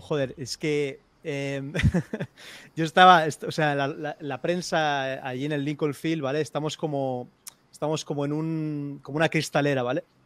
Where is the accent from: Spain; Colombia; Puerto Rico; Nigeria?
Spain; soy de España